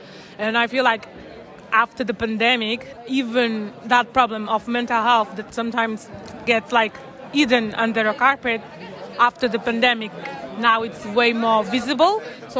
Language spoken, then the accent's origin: English; Lisbon, Portugal; now in London, United Kingdom; I am from Lisbon, but at the moment I'm currently living in London.